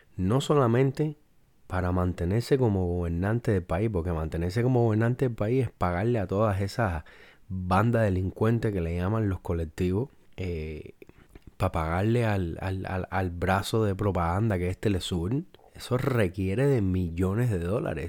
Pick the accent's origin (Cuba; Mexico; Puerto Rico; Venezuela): Cuba; yo soy cubano